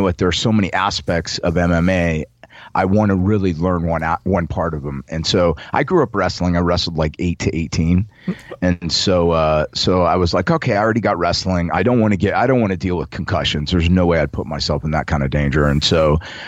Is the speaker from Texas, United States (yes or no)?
no; Las Vegas, Nevada, United States; moved away; also born or lived in New Orleans, Louisiana; I'm from New Orleans, but I grew up in Vegas